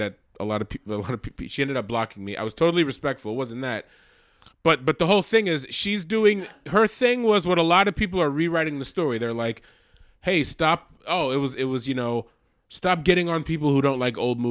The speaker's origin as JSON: {"language": "English", "region": "Massachusetts", "country": "United States", "tie": "born or raised there", "also_born_or_lived": "New York City", "said": "I grew up in Massachusetts"}